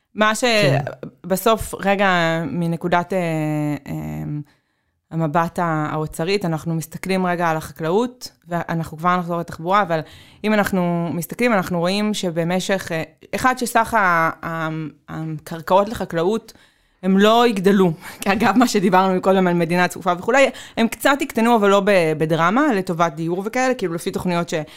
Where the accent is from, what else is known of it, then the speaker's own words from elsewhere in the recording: Tel Aviv, Tel Aviv District, Israel; אני תל אביבית